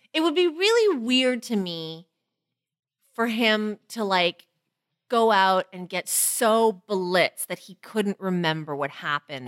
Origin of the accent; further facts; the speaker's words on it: Toronto, Ontario, Canada; as a Chinese girl growing up in Toronto